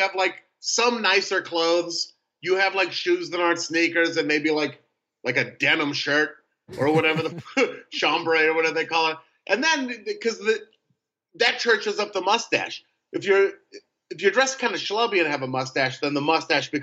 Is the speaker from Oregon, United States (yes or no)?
yes; Portland, Oregon, United States; now in Los Angeles, United States; I live in LA and I'm from Portland